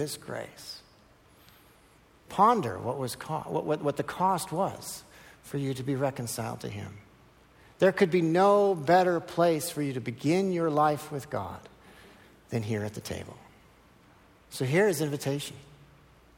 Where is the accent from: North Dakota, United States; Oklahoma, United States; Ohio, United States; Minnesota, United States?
Minnesota, United States; I'm from Minnesota